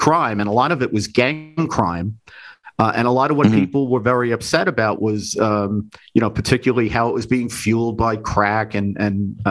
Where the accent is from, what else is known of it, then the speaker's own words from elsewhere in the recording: New York City, New York, United States; when I was growing up in the Bronx